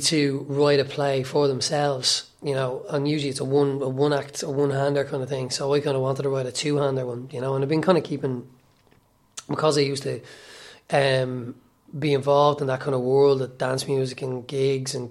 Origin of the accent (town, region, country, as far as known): Ireland; accent: working class